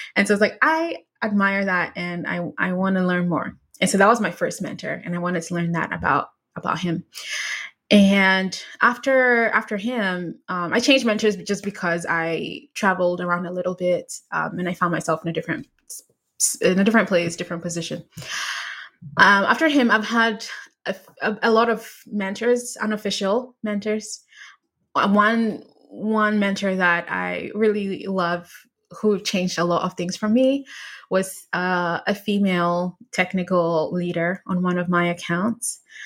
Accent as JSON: {"language": "English", "country": "Ghana", "tie": "born or raised there", "said": "I was in high school in Ghana. I grew up in Ghana"}